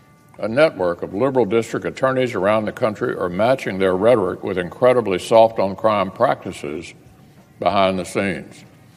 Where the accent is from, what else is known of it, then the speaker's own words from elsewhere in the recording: Louisville, Kentucky, United States; In my hometown of Louisville